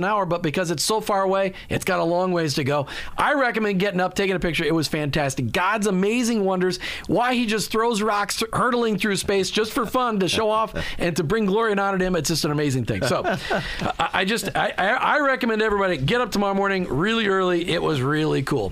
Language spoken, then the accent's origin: English; Minnesota, United States; I grew up in Minnesota